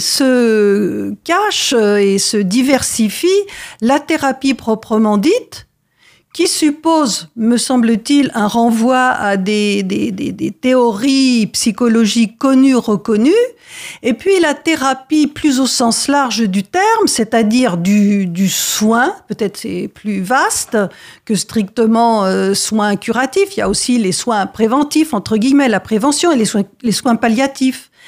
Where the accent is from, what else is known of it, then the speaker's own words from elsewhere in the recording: France; chez nous, en France